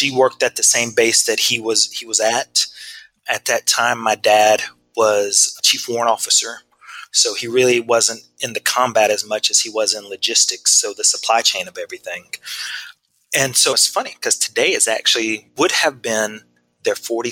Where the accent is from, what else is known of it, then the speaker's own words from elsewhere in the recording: Ohatchee, Alabama, United States; now in Arizona, United States; being black and being Asian in small town Alabama